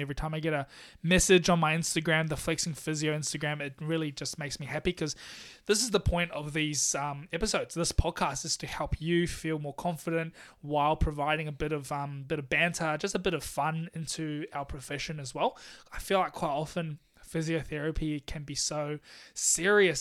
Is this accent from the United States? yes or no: no; Taiwan; now in Melbourne, Australia; I'm from Taiwan.